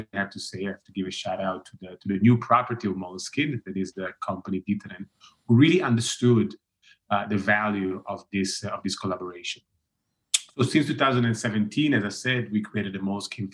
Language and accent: English; Milan, Lombardy, Italy; I'm originally from Milan